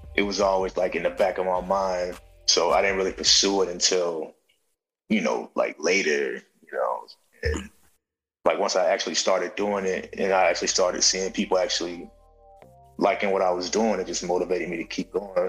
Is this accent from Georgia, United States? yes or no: yes; Valdosta, Georgia, United States; moved away as an adult; also born or lived in New York / Los Angeles; I'm from Valdosta, like three hours and some change from Atlanta